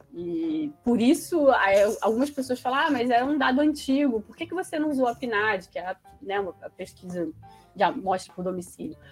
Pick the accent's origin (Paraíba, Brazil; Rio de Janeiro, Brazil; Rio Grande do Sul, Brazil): Rio de Janeiro, Brazil; Resende; eu sou de Resende